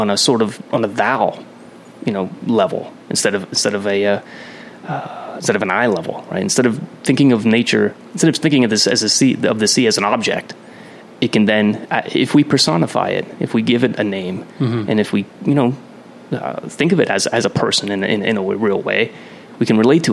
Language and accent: English; Pennsylvania, United States; I grew up in Pennsylvania all my life, central PA and northeastern PA